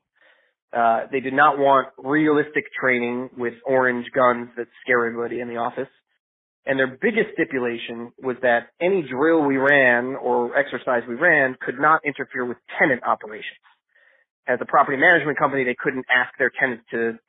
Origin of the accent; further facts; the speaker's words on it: Michigan, United States; moved away as an adult; also born or lived in Israel / Richmond, Virginia; I was born in Michigan but moved to Israel, was drafted, and then served in the IDF. Came back from that and got my degree in chemical engineering from Michigan